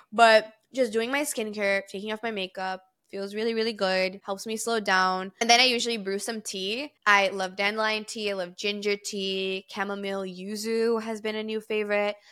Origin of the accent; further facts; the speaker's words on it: Brazil; moved away; I'm fluent in three different languages because I grew up in Brazil